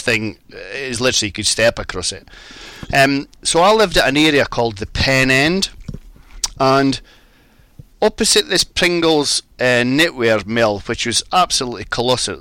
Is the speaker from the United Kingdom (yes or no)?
yes; Hawick, Scotland, United Kingdom; now in England; I was brought up in the Scottish borders